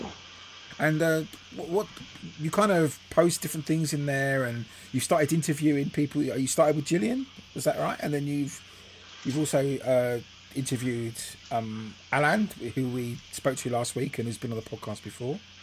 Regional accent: England, United Kingdom; being English

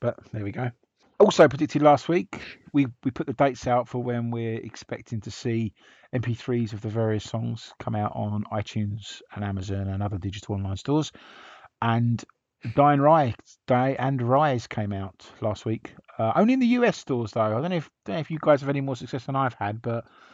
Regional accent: England, United Kingdom; we're so English

